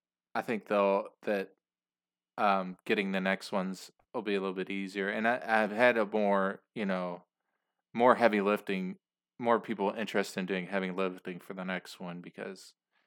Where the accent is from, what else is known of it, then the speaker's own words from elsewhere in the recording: Louisville, Kentucky, United States; I live in Louisville, Kentucky, and I'm from there. Okay. Originally from there.